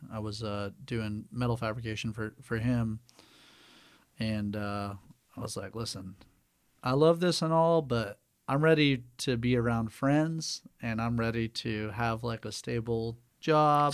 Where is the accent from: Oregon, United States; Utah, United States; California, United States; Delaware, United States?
California, United States; Santa Cruz; moved away as an adult; also born or lived in Chicago; now in Helena, United States; born in Northern California.